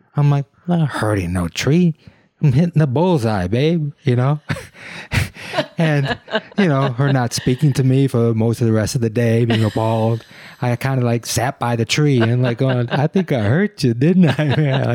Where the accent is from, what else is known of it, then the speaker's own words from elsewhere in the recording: Detroit, Michigan, United States; growing up in Detroit